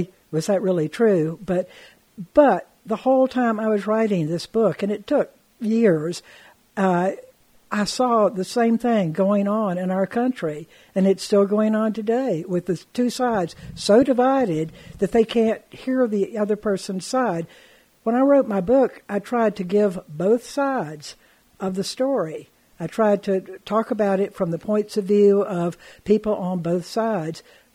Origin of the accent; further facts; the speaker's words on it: Tampa, Florida, United States; moved away as an adult; now in Marshall, United States; I grew up in Tampa